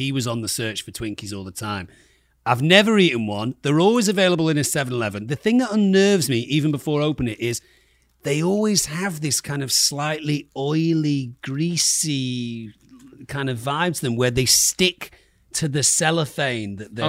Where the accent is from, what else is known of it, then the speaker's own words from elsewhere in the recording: England, United Kingdom; I mean, as a Brit, as an mm-hmm. Englishman, mm-hmm. I would like this with a cup of tea.